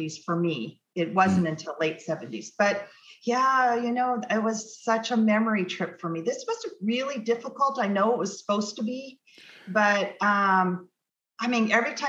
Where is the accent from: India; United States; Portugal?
United States; Hawaii; now in Newport Beach, United States; I was born in Hawaii.